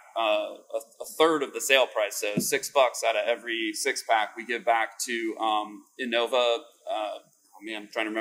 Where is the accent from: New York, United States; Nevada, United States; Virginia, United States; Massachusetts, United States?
Virginia, United States; Northern; also born or lived in Washington, D.C. / California; grew up in Northern Virginia